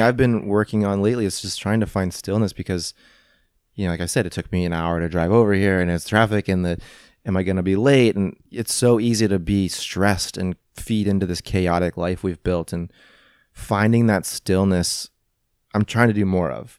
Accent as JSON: {"language": "English", "town": "St. Louis", "region": "Missouri", "country": "United States", "tie": "born or raised there", "moved": "yes", "said": "growing up in Saint Louis, I didn't have parents who were actors and models"}